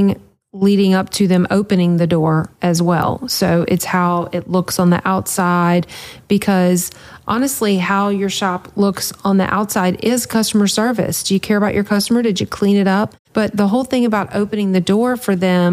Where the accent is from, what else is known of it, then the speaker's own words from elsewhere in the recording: the South, United States; I'm from the South